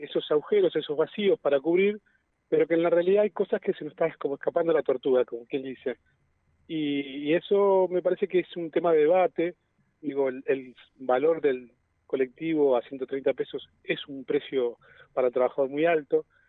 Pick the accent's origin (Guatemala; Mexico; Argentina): Argentina; Neuquén; soy nacido y criado aquí en Neuquén